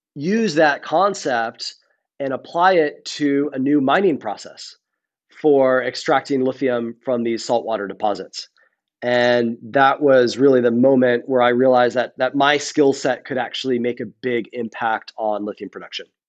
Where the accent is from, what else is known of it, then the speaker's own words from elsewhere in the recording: Rhode Island, United States; I grew up in Rhode Island on the ocean